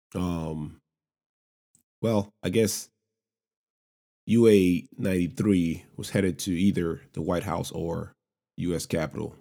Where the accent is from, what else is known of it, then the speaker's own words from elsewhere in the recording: Lagos, Nigeria; moved away as an adult; also born or lived in Savannah, Georgia, United States; now in United States; I'm an immigrant, born and raised in Lagos, Nigeria